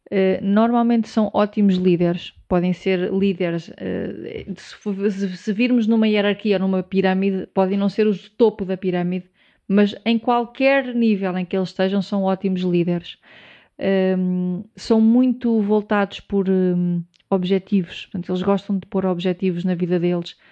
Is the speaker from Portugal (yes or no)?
yes; Portugal; eu sou português, tenho um podcast